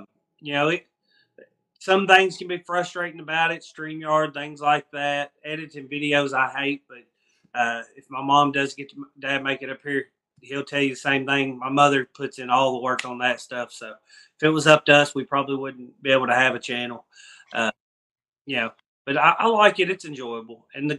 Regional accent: Scottsville, Kentucky, United States; Scottsville, Kentucky.

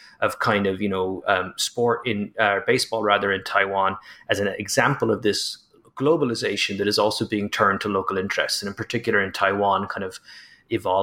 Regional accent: Ireland; as an Irishman

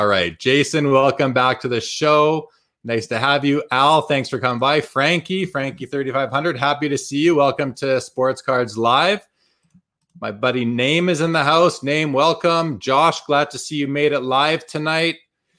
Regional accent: Winnipeg, Manitoba, Canada; That's the only TV we could get where I grew up in Winnipeg.

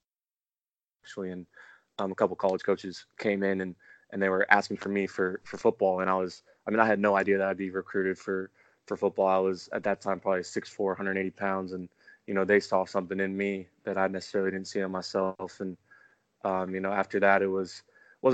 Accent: California, United States; I'm from California

